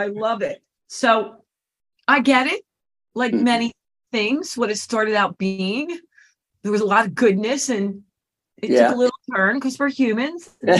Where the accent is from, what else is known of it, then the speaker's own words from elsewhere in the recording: Philadelphia, Pennsylvania, United States; me growing up in the Philly area